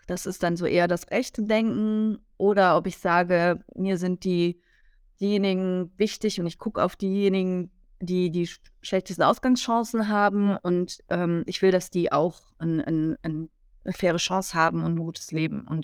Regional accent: Rhineland-Palatinate, Germany; da war eine, eine grüne Ministerin aus meinem Heimatland Rheinland-Pfalz ähm, mit mir auf dem Podium

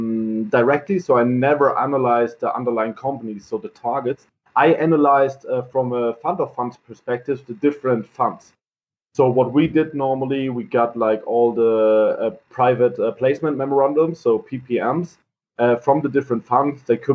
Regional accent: Heidelberg, Baden-Württemberg, Germany; English is a second language; So I'm born and raised in Heidelberg.

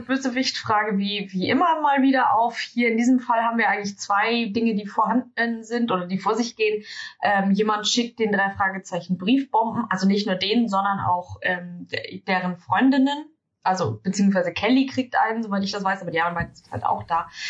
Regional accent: Germany; als Deutsche

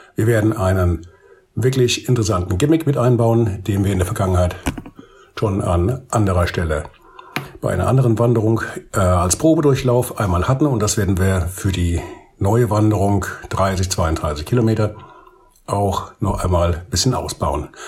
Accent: Bad Orb, Hesse, Germany; meine Heimatstadt für Bad Orb

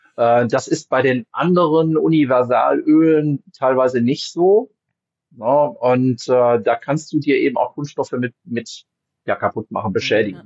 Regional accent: Wuppertal, North Rhine-Westphalia, Germany; ich komme aus dem Bergischen Land, ne, also ich bin aus Wuppertal

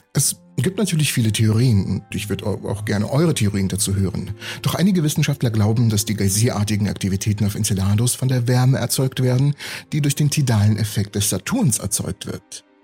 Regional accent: Siberia, Russia; moved away; Ich bin in Sibirien aufgewachsen

